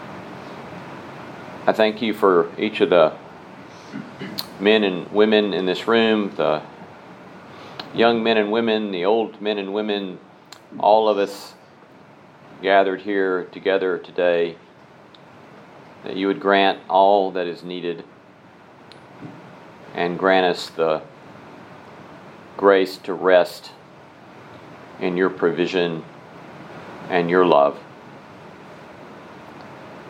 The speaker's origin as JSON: {"language": "English", "region": "Alabama", "country": "United States", "tie": "born or raised there", "said": "I was raised in Alabama Churches of Christ"}